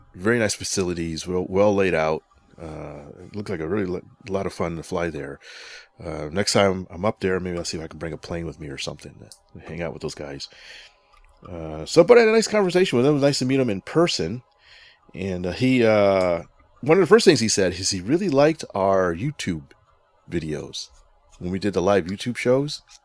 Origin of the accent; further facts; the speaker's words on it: Connecticut, United States; moved away; Connecticut's my home state. I'm up there every once in a while for visiting family